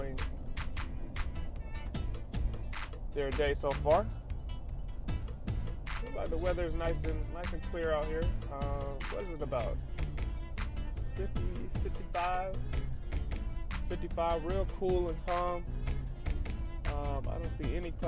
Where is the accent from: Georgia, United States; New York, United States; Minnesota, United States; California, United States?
Georgia, United States; Atlanta; I'm from Atlanta